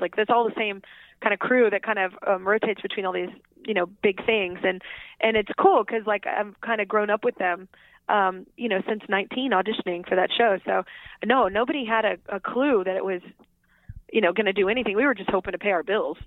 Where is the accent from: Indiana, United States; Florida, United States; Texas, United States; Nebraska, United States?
Texas, United States; I grew up in Texas.